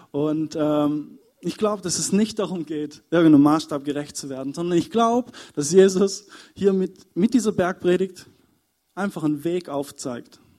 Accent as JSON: {"language": "German", "town": "Überlingen", "region": "Baden-Württemberg", "country": "Germany", "said": "weil ich komme ursprünglich aus Überlingen und eigentlich ist es ja ziemlich weit weg."}